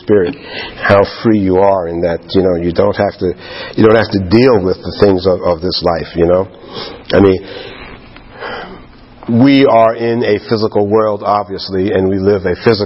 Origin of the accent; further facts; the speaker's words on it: New York, United States; like any other young man growing up in New York